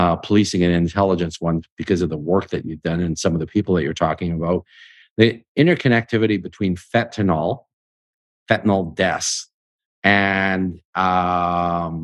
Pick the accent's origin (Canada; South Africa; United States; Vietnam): Canada; as a Canadian